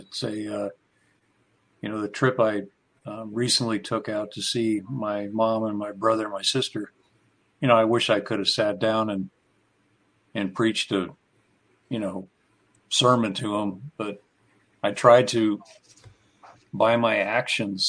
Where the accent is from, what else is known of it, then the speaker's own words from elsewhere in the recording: San Francisco Bay Area, California, United States; I grew up in the San Francisco Bay Area